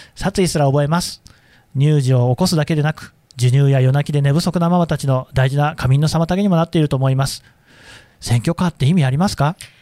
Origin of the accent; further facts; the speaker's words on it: Aichi, Japan; 私の故郷愛知県ですけど